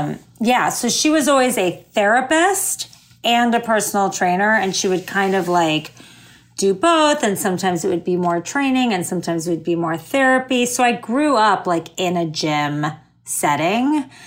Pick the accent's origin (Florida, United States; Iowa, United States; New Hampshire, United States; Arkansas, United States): Florida, United States; suburb of Fort Lauderdale, South; moved away as an adult; also born or lived in Miami / New York; now in Los Angeles, United States; I grew up in South Florida, like a suburb of Fort Lauderdale.